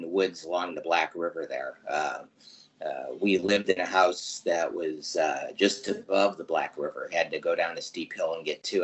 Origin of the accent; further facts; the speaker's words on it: Lorain, Ohio, United States; moved away; also born or lived in California; I was raised in Northern Ohio in the Larry Lorraine area up there.